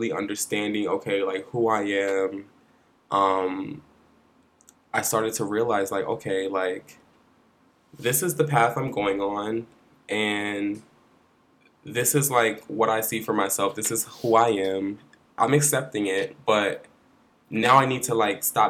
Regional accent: Philadelphia, Pennsylvania, United States; now in New York, United States; I'm from Philly, and, you know, growing up, like, I'm from West Philadelphia

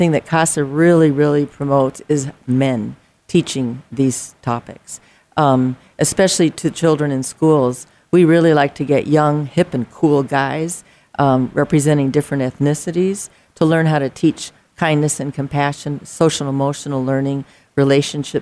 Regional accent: South Dakota, United States; moved away as an adult; now in Arizona, United States; I'm from South Dakota

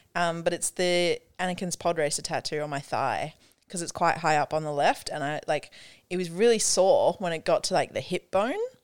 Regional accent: South Africa; I'm from South Africa

